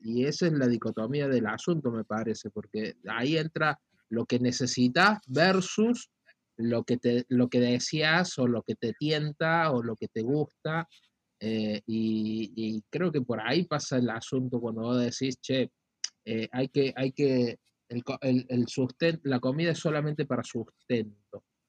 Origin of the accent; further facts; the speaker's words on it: Argentina; como argentino